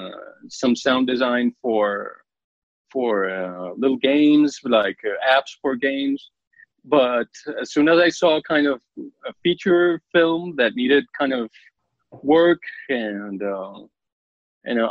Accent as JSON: {"language": "English", "country": "Colombia", "said": "I'm from Colombia"}